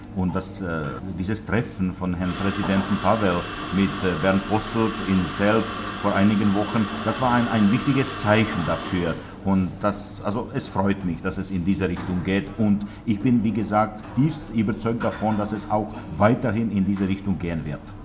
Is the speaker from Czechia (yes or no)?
yes; Czechia; aus dem Böhmelwald, wo ich aufgewachsen bin.